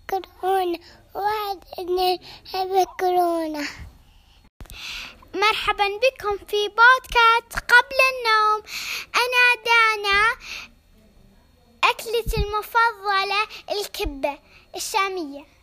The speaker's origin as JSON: {"language": "Arabic", "country": "Syria", "said": "أنا … من سوريا بحب السباكيتي"}